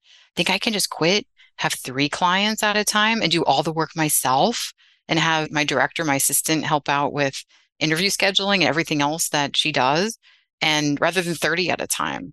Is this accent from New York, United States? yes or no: yes; Westchester, New York, United States; I grew up in Westchester outside the city